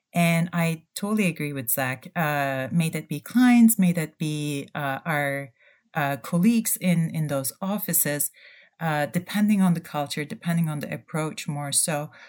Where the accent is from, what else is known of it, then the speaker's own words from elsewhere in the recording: Turkey; moved away; also born or lived in Ann Arbor, Michigan, United States / Germany; I'm originally from Turkey